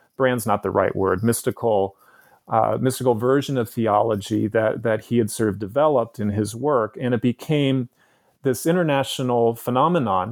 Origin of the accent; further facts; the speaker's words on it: San Francisco, California, United States; also born or lived in San Diego; my childhood growing up in San Francisco in the nineteen seventies and nineteen eighties